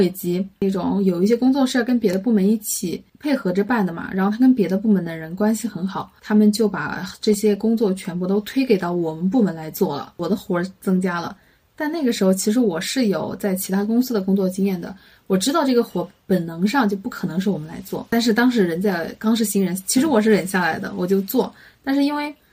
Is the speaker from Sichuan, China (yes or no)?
no; Hubei, China; 我们湖北人